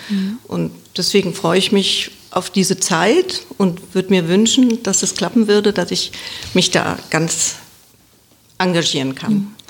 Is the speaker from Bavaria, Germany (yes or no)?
no; Wiesbaden, Hesse, Germany; ich bin gebürtige Wiesbadenerin